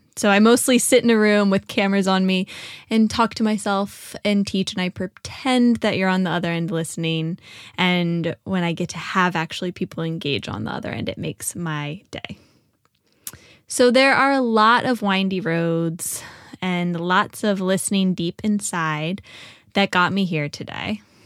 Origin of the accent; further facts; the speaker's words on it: Richmond, Virginia, United States; moved away as an adult; also born or lived in Nashville; I made my way back uh, to Richmond. I found myself working at a yoga nonprofit and teaching ceramics at an arts organization. So I was back in my hometown